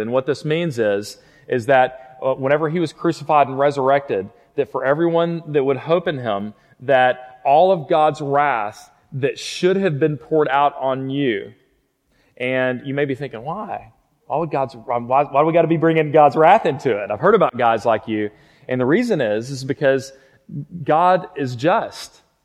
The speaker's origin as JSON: {"language": "English", "town": "Fort Worth", "region": "Texas", "country": "United States", "tie": "born or raised there", "moved": "as an adult", "lives_now": "Lubbock, United States", "said": "I grew up in Fort Worth, just right down the road, and went to Southwest High School"}